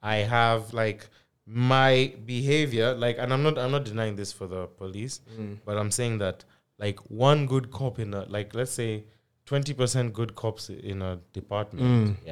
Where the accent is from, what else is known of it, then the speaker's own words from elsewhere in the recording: Uganda; we grew up in Uganda